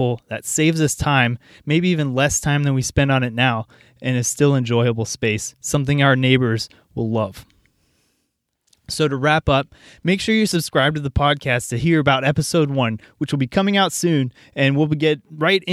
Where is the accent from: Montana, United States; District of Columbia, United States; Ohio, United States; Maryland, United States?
Ohio, United States; Cincinnati; I'm from Cincinnati.